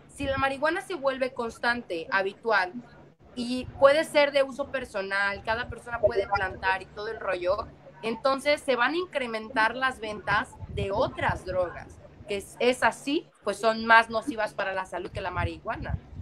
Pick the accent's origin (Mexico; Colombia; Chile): Mexico